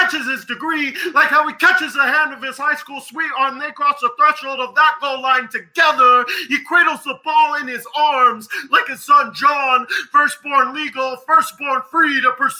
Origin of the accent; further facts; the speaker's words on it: Diamond Bar, California, United States; my hometown, Diamond Bar